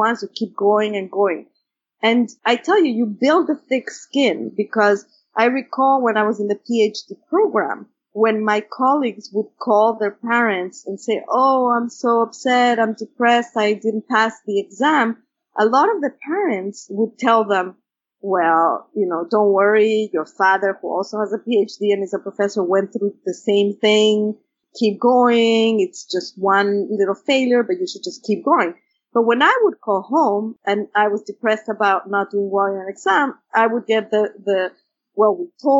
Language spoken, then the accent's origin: English; Mexico City, Mexico; English is a second language; moved away; when I was growing up in Mexico City